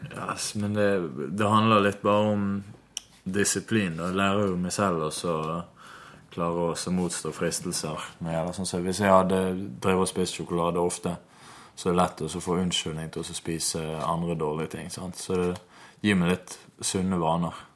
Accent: Norway; hjemme i Norge

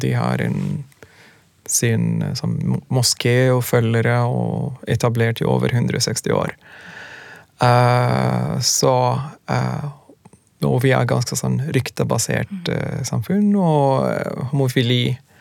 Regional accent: Sudan; Norwegian is a second language; also born or lived in Khartoum, Sudan; now in Norway; Vi kommer fra Sudan, kommer fra nesten samme type familier

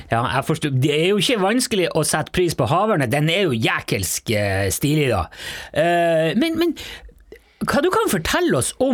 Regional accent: Møre og Romsdal, Norway; Jeg er fra Sunnmøre, ja.

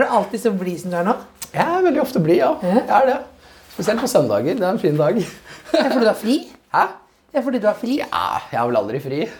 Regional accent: Sandnes, Rogaland, Norway; Hvis Sandnes er Oslo, så er min bydel der jeg kommer fra, Stovner.

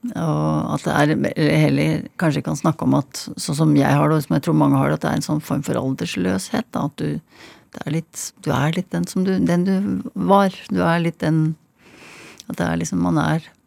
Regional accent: Hønefoss, Buskerud, Norway; Jeg vokste opp i Hønefoss.

